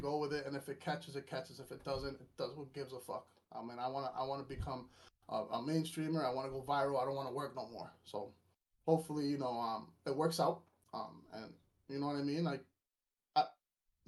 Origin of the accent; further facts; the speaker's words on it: Lawrence, Massachusetts, United States; I grew up in Lawrence, Massachusetts